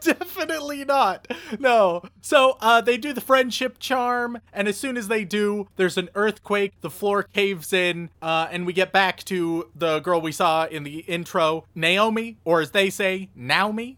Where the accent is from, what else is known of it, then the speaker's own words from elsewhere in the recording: United States; I'm an American